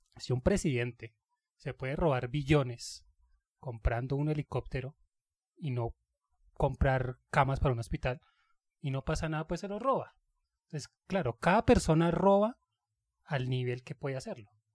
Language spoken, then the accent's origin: Spanish; Colombia; Así somos nosotros colombianos